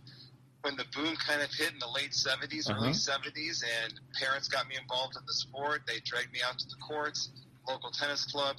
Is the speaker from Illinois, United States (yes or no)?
yes; Chicago, Illinois, United States; moved away as an adult; also born or lived in Helena, Montana / San Antonio, Texas; leaving Chicago in the Midwest and going down to Texas